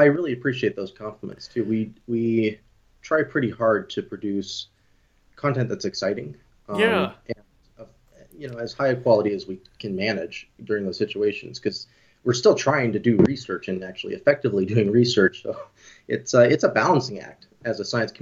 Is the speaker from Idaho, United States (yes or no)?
yes; Moscow, Idaho, United States; also born or lived in Colorado / Oregon; now in Bozeman, United States; I was raised in predominantly in Northern Idaho, a little bit in Oregon as well.